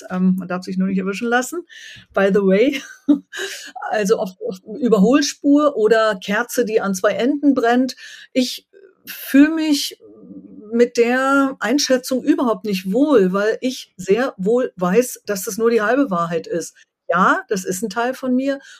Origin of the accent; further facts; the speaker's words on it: Brandenburg, Germany; ich lebe jetzt wieder in einer glazial geformten Landschaft, Würmeiszeit, auf einer Endmoräne und bin aufgewachsen in der Endmoränenlandschaft Nordostbrandenburgs.